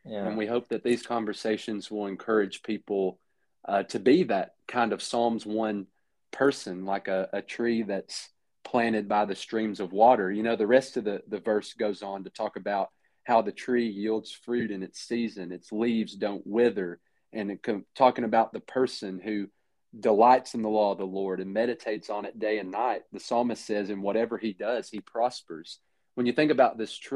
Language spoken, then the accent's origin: English; Lebanon, Tennessee, United States; moved away as an adult; now in Mayfield, Kentucky, United States; We're originally from Middle Tennessee. I'm from Lebanon